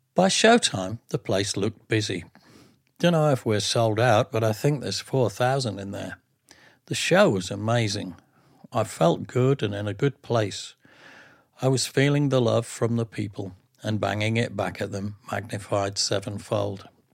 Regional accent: England, United Kingdom; being being English

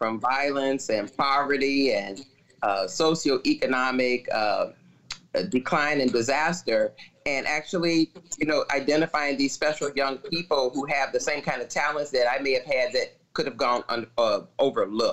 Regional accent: Chicago, Illinois, United States; I'm born and raised in Chicago

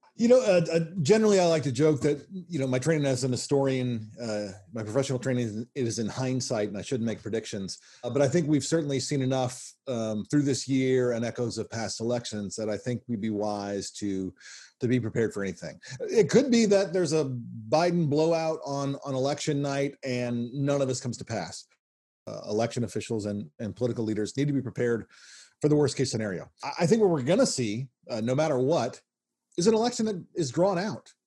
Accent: Nashville, Tennessee, United States; also born or lived in Kansas City, Missouri / North Carolina; lived there from when I was seven. So yeah, um, uh, by all effects, a, a Southerner

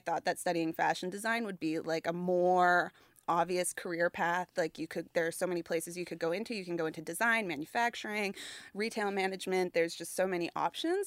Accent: Halifax, Nova Scotia, Canada; I grew up in Halifax

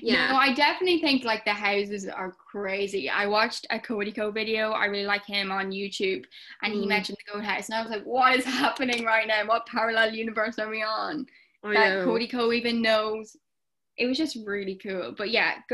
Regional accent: Ireland; I am an Irish TikToker.

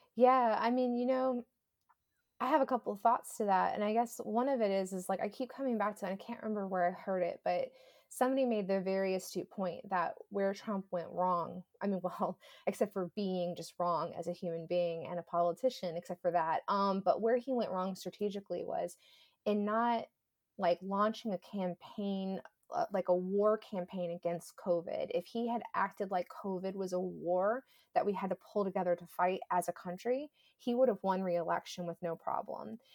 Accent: Georgia, United States; moved away; I grew up in Georgia

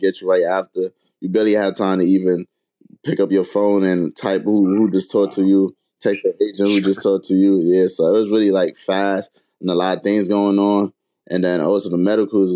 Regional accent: New York City, New York, United States; Growing up in Brooklyn

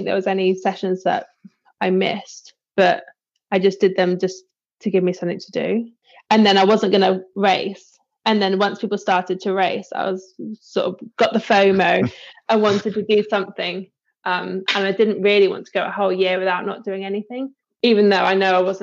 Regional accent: Bristol, South West England, United Kingdom; moved away as an adult; also born or lived in Loughborough; now in Frome, United Kingdom; I'm from Bristol originally, and then came down Somerset way once I finished

